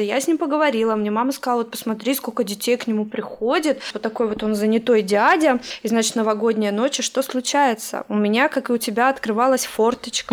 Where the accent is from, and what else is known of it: Russia; now in United States